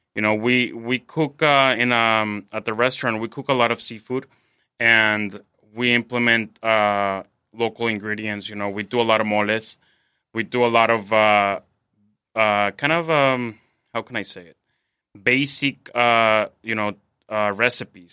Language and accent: English; Mexico City, Mexico; moved away as an adult; now in San Diego, United States; I'm from Mexico City, correct. Um, I've been here in San Diego for about six years